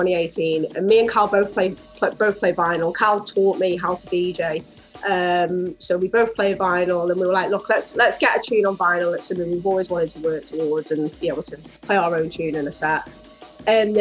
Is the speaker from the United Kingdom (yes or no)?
yes; Rhyl, Wales, United Kingdom; we're actually from Rhyl in Wales